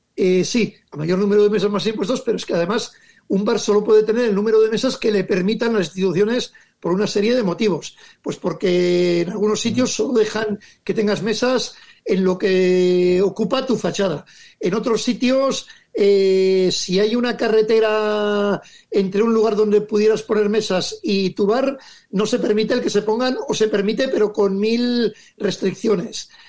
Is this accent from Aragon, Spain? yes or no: no; Legazpi, Basque Country, Spain; mi pueblo Legazpi